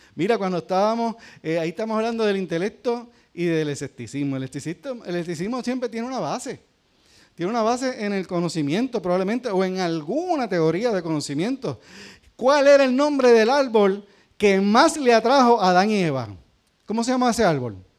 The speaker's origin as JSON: {"language": "Spanish", "country": "Puerto Rico", "said": "los que somos puertorriqueños"}